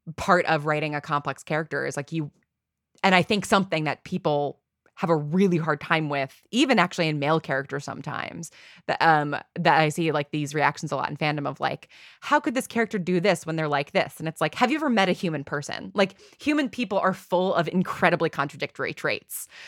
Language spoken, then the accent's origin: English; New York, United States; I grew up in New York. I grew up in a very, like, sort of, you know, classic Northeast